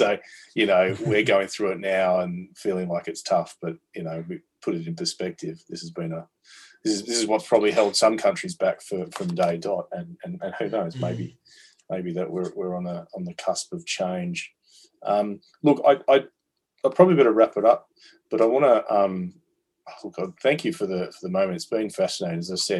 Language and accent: English; Perth, Western Australia, Australia; now in Sydney, Australia; growing up in Australia and growing up in Perth where I did